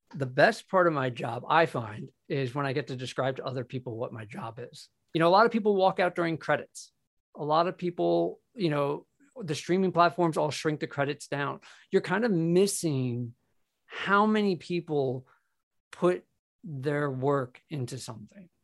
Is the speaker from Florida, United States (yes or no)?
no; New York, United States; being a New Yorker